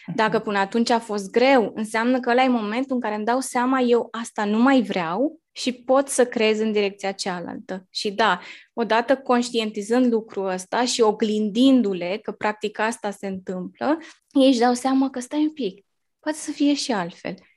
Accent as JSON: {"language": "Romanian", "town": "Bârlad", "region": "Vaslui County", "country": "Romania", "tie": "born or raised there", "moved": "yes", "lives_now": "Bucharest, Romania", "said": "sunt crescută și născută în Bârlad, un orășel mic din Moldova și venită în București"}